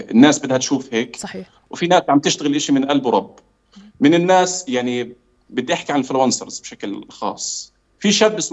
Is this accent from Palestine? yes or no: yes; Palestine; فاحنا يعني احنا كفلسطينيين لاول مره بنتعرض لهذا الشيء